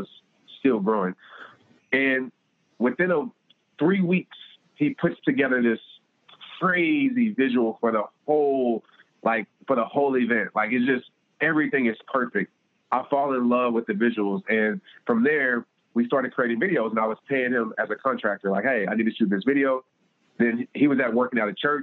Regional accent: Fort Worth, Texas, United States; I had my hometown event in Fort Worth

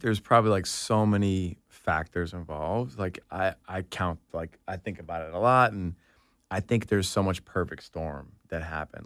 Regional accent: Atlanta, Georgia, United States; growing up in Atlanta

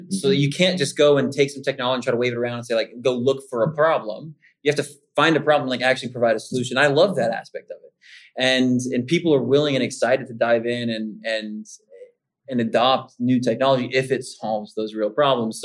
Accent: Kentucky, United States; also born or lived in Savannah, Georgia / Italy / South Louisiana; now in Pittsburgh, United States; I'm a good Southern boy. I was born and raised in Kentucky, moved down to Savannah, Georgia

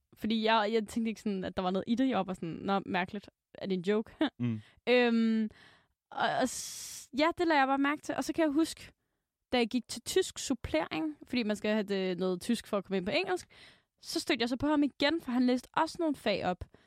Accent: Aalborg, North Denmark Region, Denmark; moved away; Så var jeg hjemme i Aalborg

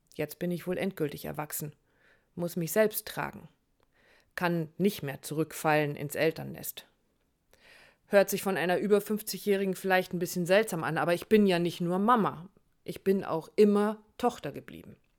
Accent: Hamburg, Germany; meine Heimat Hamburg

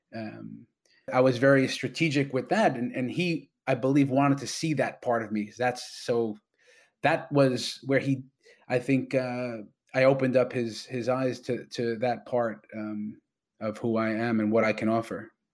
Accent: New York, United States; now in Toronto, Canada; I'm a New Yorker

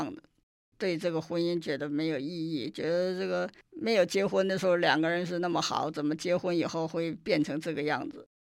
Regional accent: China; moved away; 因为在那个医院里头，那个时候我们只有三个从大陆来的护士，

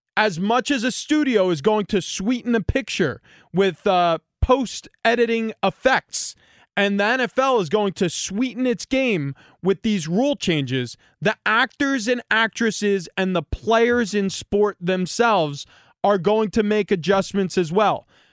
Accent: New York, United States; growing up in New York

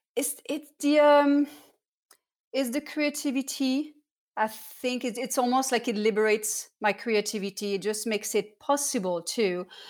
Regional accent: Cannes, Provence-Alpes-Côte d'Azur, France; moved away; also born or lived in Saint-Étienne; I was born in Saint-Étienne, was next to Lyon, but I spent all my childhood in the south of France in Cannes.

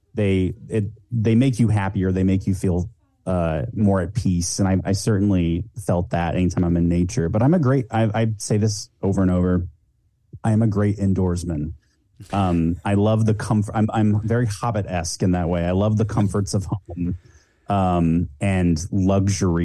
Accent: Pacific Northwest, United States; I grew up in the Pacific Northwest

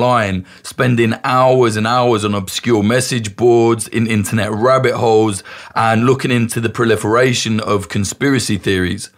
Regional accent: United Kingdom; I'm British

